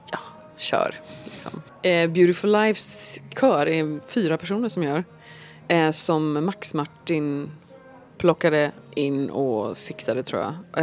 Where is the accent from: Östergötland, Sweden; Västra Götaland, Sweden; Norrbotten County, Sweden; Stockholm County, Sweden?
Västra Götaland, Sweden; Gothenburg; hemma i Göteborg